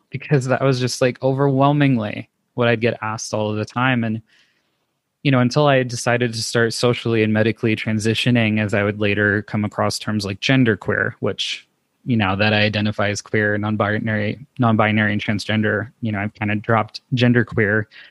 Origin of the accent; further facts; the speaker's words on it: Los Angeles, California, United States; moved away as an adult; now in Denver, United States; I was born and raised in Los Angeles, California